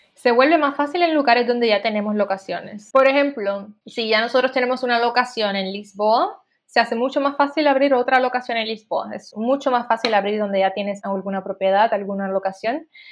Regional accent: Puerto Rico; moved away; Yo soy de Puerto Rico

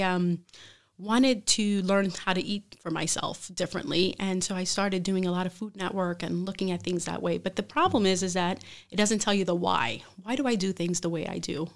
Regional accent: Brooklyn, New York, United States; moved away as an adult; also born or lived in Hartford; now in Bridgeport, United States; I am from Brooklyn originally

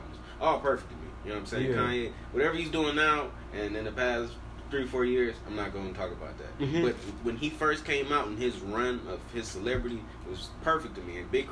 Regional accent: the South, United States; I'm from the South.

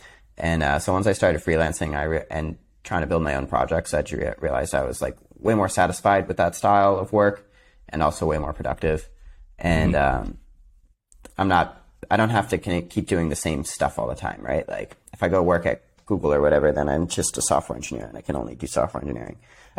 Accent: New York, United States; I'm from upstate New York.

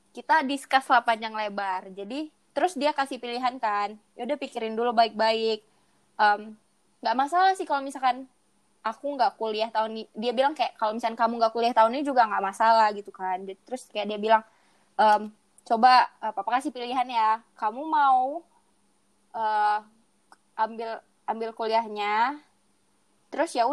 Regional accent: Medan, North Sumatra, Indonesia; kebetulan aku pilih pilihan keduanya kan di di kota di kota aku sendiri gitu kan di Medan di USU

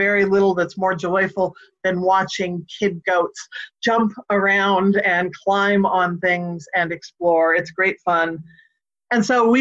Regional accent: Northern California, United States; growing up in Northern California, we had property.

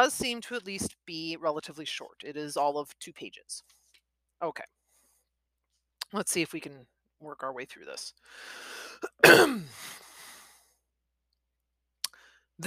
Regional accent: Midwest, United States; accent: Midwest; I am in the Midwest, if my accent didn't make that obvious.

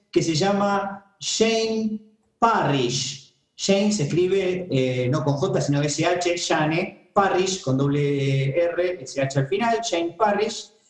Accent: Argentina; soy argentino, soy latinoamericano

